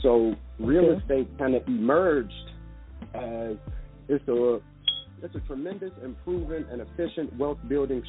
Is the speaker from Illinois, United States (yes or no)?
yes; Chicago, Illinois, United States; growing up in Chicago